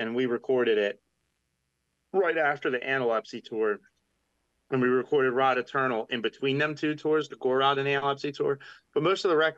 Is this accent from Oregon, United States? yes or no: no; Philadelphia, Pennsylvania, United States; accent: Philly; my Philly accent